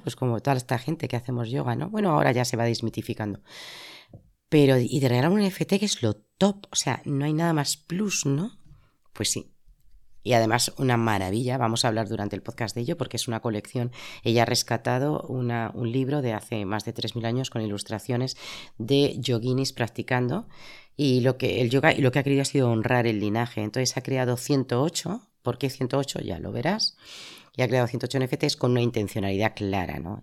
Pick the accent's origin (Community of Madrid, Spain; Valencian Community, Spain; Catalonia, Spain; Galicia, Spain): Community of Madrid, Spain; Madrid; moved away as an adult; now in Zaragoza, Spain; yo soy madrileña, he vivido muchas partes de España